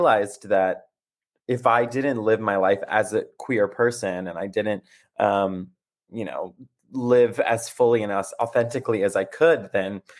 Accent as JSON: {"language": "English", "region": "South Carolina", "country": "United States", "tie": "born or raised there", "moved": "yes", "lives_now": "Brooklyn, United States", "said": "I grew up in South Carolina"}